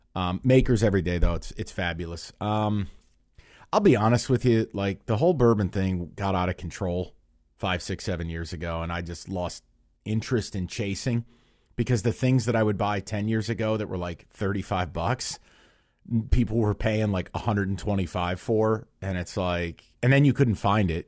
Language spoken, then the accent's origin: English; United States; moved away; I grew up, like, two and a half, three hours south.